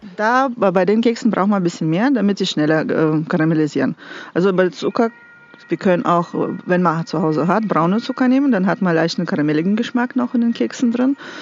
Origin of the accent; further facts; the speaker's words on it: Russia; moved away as an adult; now in Nassau, Germany; Ich komme aus Russland